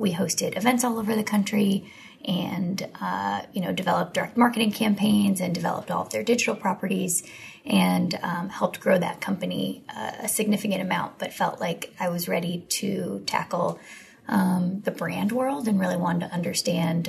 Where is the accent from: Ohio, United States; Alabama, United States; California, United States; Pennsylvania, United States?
Ohio, United States; outside of Cleveland; moved away as an adult; also born or lived in North Carolina / Washington, D.C.; I grew up in Ohio, outside of Cleveland